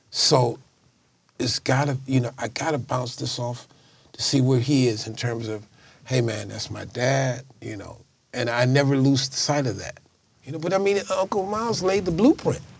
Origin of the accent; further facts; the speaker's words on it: Chicago, Illinois, United States; You heard of that? I'm from Chicago.